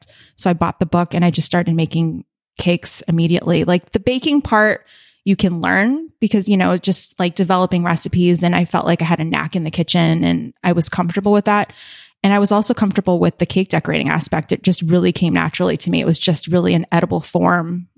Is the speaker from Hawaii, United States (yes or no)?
yes; Honolulu, Hawaii, United States; moved away as an adult; also born or lived in Southern California; now in San Francisco, United States; I grew up in Hawaii, in Honolulu. Born and raised, I lived in Southern California for a few years, and then we moved back when I was in late elementary school